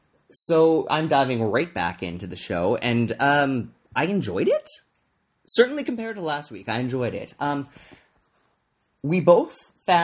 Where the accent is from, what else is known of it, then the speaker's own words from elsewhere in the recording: Canada; now in Vancouver, Canada; I'm recording today from my hometown, Treaty 8 territory, the traditional lands of the Cree, Dene, Tha, and Beaver people.